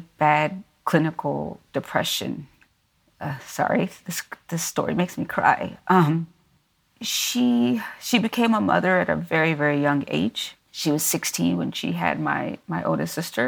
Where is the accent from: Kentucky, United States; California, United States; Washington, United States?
Kentucky, United States; Louisville; also born or lived in Lafayette, Indiana; I am from Kentucky. I grew up in Louisville, Kentucky, originally